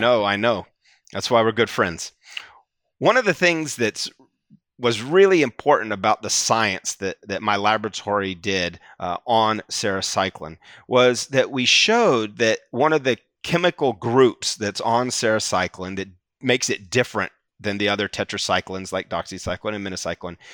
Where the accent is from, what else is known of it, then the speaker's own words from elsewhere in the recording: Atlanta, Georgia, United States; now in New Haven, United States; I grew up in the South, Atlanta